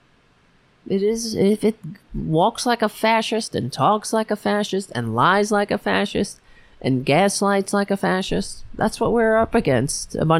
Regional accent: New York City, New York, United States; my hometown

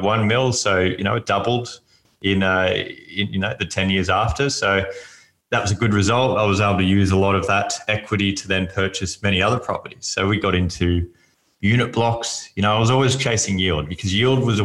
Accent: Sydney, New South Wales, Australia; I grew up in Sydney

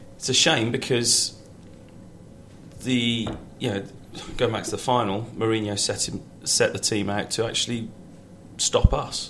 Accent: Shropshire, West Midlands, United Kingdom; moved away as an adult; now in London, United Kingdom; I grew up in Shropshire, miles away from uh, from from London.

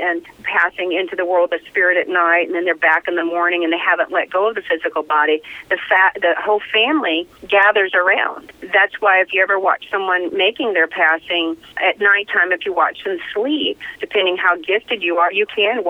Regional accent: the South, United States; I'm from the South

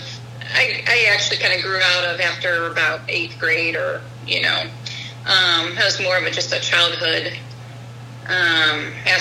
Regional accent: St. Louis, Missouri, United States; now in O'Fallon, United States; I grew up in St. Louis.

